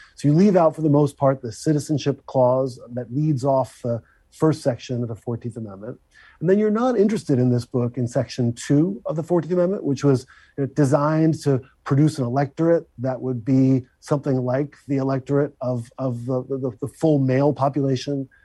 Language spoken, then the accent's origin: English; Philadelphia, Pennsylvania, United States; I'm a Philadelphian. You know, cheese steaks and tasty cakes are principal parts of my diet.